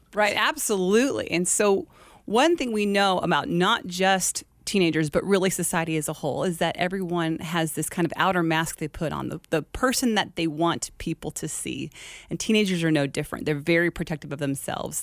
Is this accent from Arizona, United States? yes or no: yes; Glendale, Arizona, United States; Born and raised Glendale, Arizona.